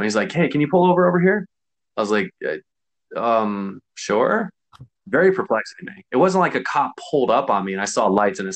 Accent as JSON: {"language": "English", "region": "Connecticut", "country": "United States", "said": "I'm not from here. I'm from Connecticut."}